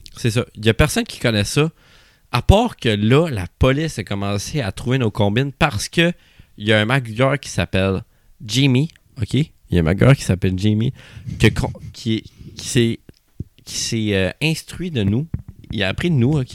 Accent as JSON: {"language": "French", "town": "Sherbrooke", "region": "Quebec", "country": "Canada", "said": "je viens de Sherbrooke."}